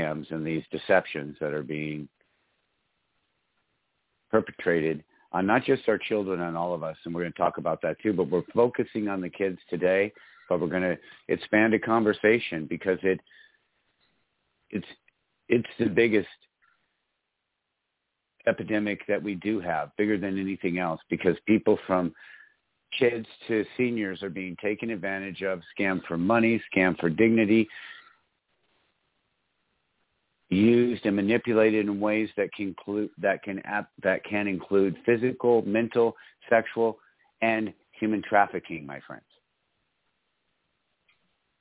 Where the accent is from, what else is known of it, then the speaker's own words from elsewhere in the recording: Michigan, United States; I grew up in Michigan